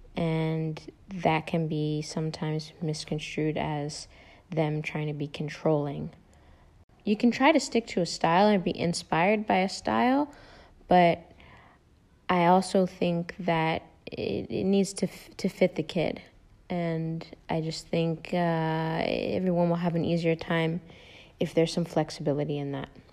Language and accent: English; United States; also born or lived in Netherlands; I am American